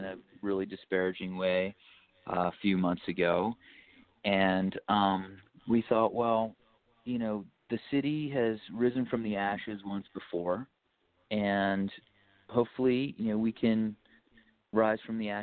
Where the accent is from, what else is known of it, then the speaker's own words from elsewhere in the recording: Baltimore, Maryland, United States; we're from Baltimore, Maryland